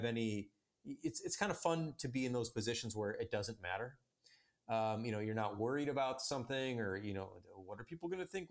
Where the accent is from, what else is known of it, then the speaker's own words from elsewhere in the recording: Chicago, Illinois, United States; I'm from Chicago and grew up in the Chicago suburbs